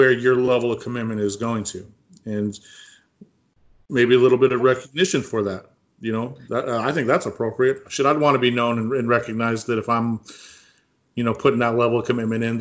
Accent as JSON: {"language": "English", "region": "California", "country": "United States", "said": "I'm from California."}